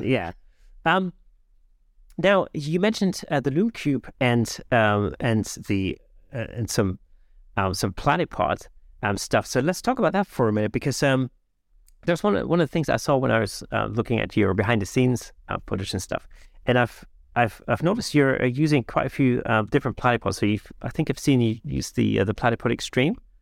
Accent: Germany; English is a second language; moved away; I'm not, I'm not a native English speaker, you know, um, I grew up in Germany.

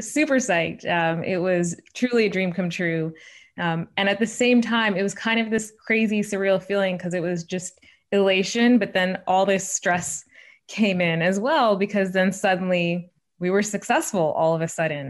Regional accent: Shawnee, Oklahoma, United States; moved away; I'm the oldest child of immigrants from India, growing up in Shawnee, Oklahoma in the eighties and nineties

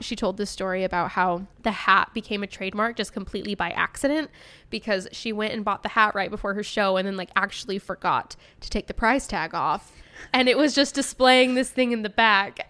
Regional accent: Utah, United States; accent: Utah; my own Utah accent

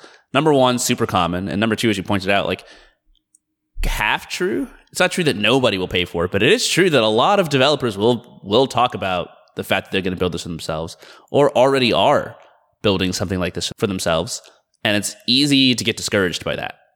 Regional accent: Atlanta, Georgia, United States; moved away as an adult; also born or lived in Boston / San Francisco; now in Seattle, United States; I grew up in Atlanta. I was there until I was 18

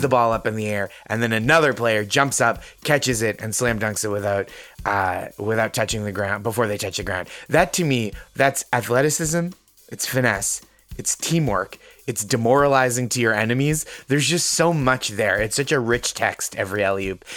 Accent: North Shore of Massachusetts, United States; I'm from the North Shore of Massachusetts

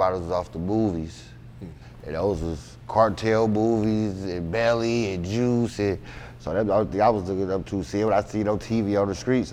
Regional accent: Indianapolis, Indiana, United States; also born or lived in Chicago, Illinois; I'm definitely a Hoosier.

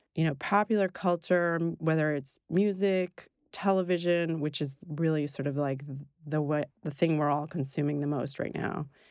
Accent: Brooklyn, the Bronx, and New Rochelle, New York, United States; I grew up in Brooklyn, the Bronx, and New Rochelle

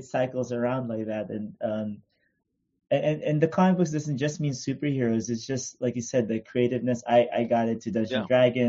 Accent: Philippines; now in Los Angeles, United States; We didn't have that much money growing up in the Philippines

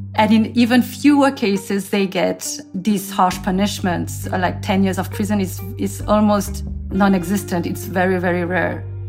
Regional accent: France; also born or lived in South Korea; now in Seoul, South Korea; I am originally from South Korea, but I grew up in France

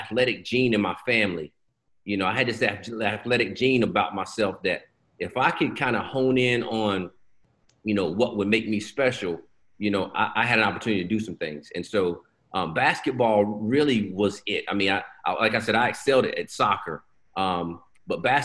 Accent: Lenoir, North Carolina, United States; I'm from Lenoir, North Carolina. So Lenoir is really, really small.

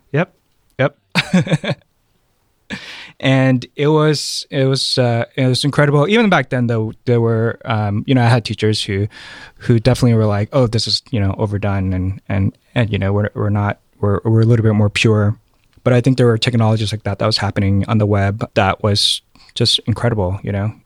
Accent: Oakland, California, United States; also born or lived in Thailand; I was raised in Oakland

